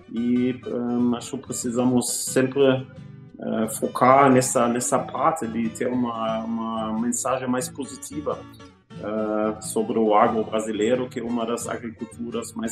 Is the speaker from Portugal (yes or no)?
no; Germany; Portuguese is a second language; moved away as an adult; now in Brazil; sou alemão, mas com muito prazer já vivo 16 anos neste país maravilhoso